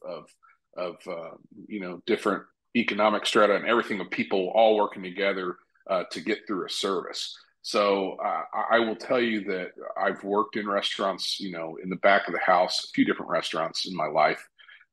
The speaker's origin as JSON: {"language": "English", "town": "Evansville", "region": "Indiana", "country": "United States", "tie": "born or raised there", "moved": "yes", "lives_now": "Bloomington, United States", "said": "I was born and raised in Evansville, Indiana."}